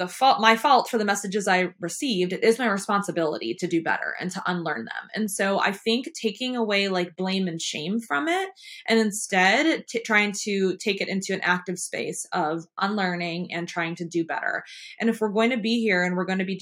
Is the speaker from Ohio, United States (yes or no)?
no; Michigan, United States; now in American South; I am from the North, and in Michigan, we say you guys this, you guys